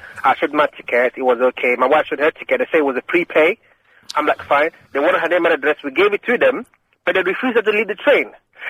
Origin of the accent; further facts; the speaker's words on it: Nigeria; also born or lived in London; I was born in London. Two, what? I grew up in Nigeria.